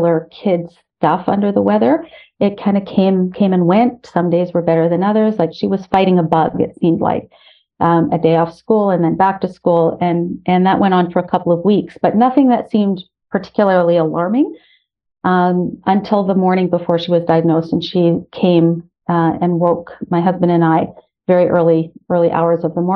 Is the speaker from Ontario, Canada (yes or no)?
yes; Ottawa, Ontario, Canada; moved away as an adult; now in Toronto, Canada; I'm originally from Ottawa